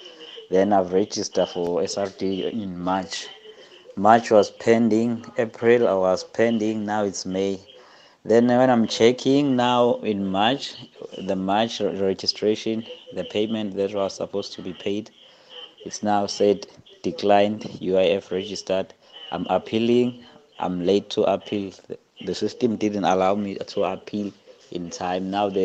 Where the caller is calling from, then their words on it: KwaZulu-Natal, South Africa; Morning, Kathy. It's Anonymous in KZN.